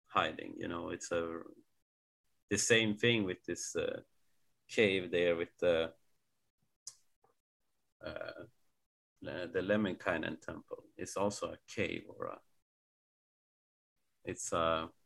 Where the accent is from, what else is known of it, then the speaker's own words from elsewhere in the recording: Sweden; I'm from Sweden